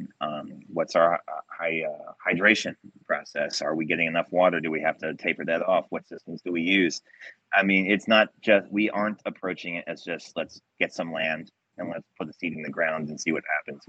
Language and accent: English; Delaware, United States; growing up in Delaware, where they claim the Italian sandwich was actually invented